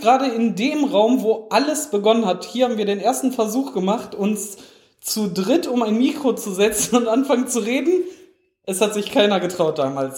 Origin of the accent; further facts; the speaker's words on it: Essen, North Rhine-Westphalia, Germany; moved away; Ich bin ja in Essen geboren